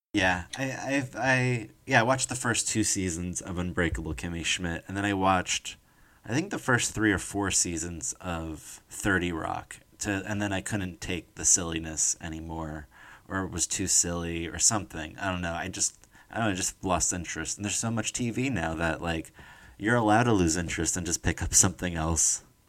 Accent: New Jersey, United States; I'm from New Jersey

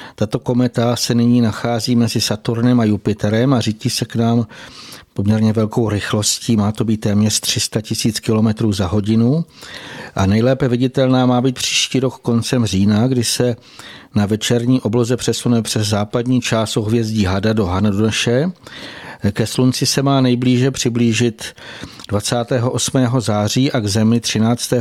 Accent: Slovakia; u nás na Slovensku

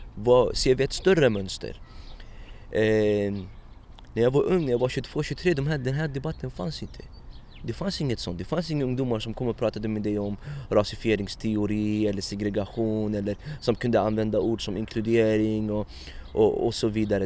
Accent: Stockholm, Stockholm County, Sweden; also born or lived in Iraq / Egypt / Morocco; min uppväxt i Husby här

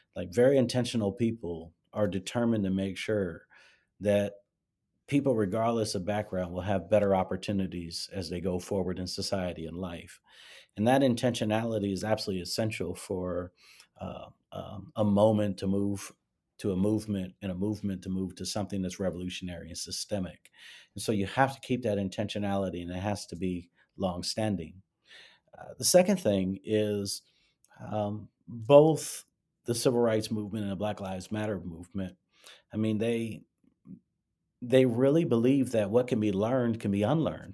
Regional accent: Gary, Indiana, United States; moved away; I grew up in Gary, Indiana

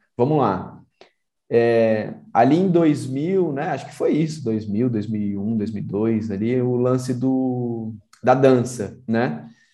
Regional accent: Brasília, Federal District, Brazil; moved away; also born or lived in Santos; eu fui criado em Brasília

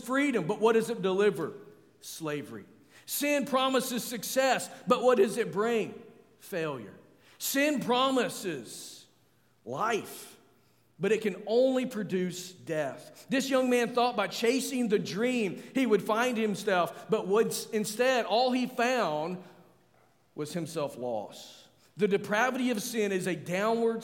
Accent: Arkansas, United States; I'm from Arkansas, where we celebrate the Razorback

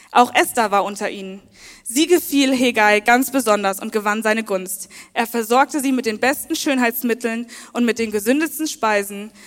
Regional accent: Worms, Rhineland-Palatinate, Germany; now in Leipzig, Germany; ich bin 24 Jahre alt, ich komme aus Worms

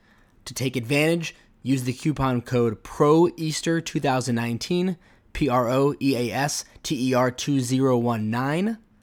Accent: Dallas, Texas, United States; now in New York, United States; And for those that don't know, I'm from Dallas

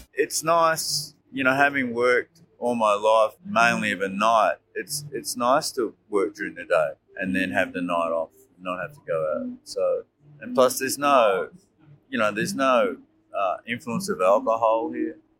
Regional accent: Melbourne, Victoria, Australia; I'm from Melbourne

